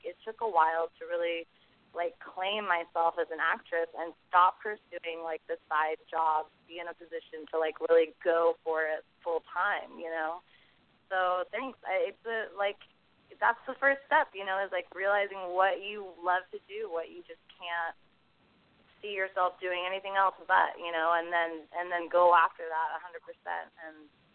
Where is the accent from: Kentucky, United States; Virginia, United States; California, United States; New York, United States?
California, United States; San Francisco; moved away as an adult; now in Los Angeles, United States; I'm from the Bay Area, San Francisco, and then so I grew up doing a lot of theater stuff